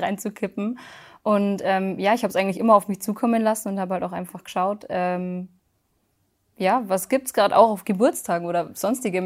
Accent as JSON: {"language": "German", "area": "near Munich", "region": "Bavaria", "country": "Germany", "said": "ich komme aus der Nähe von München"}